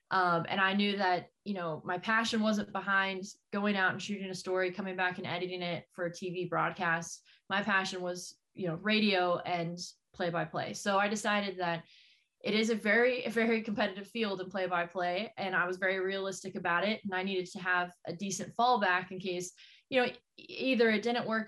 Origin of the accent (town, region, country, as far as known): Texas, United States; born or raised there; moved away as an adult; also born or lived in Missouri; now in Portland, United States